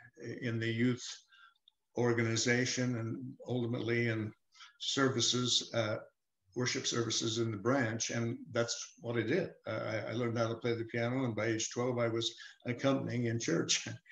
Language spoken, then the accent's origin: English; Salt Lake City, Utah, United States; born there; I was born in Salt Lake City in 1946.